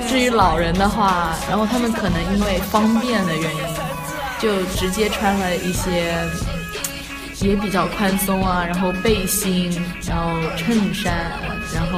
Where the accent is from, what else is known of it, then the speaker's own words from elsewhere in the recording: Hunan, China; moved away as an adult; now in Beijing, China; 嗯，我是北京师范大学的本科新生，我来自湖南。